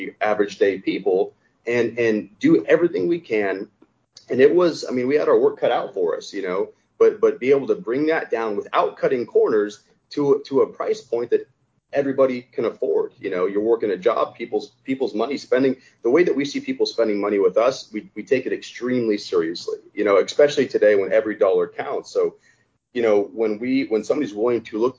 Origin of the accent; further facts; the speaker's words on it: the West, United States; I'm from the West, born and raised.